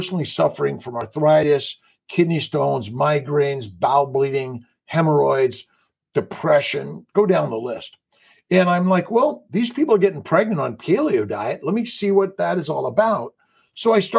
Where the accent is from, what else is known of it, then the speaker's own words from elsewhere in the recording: Los Angeles, California, United States; born and raised in Los Angeles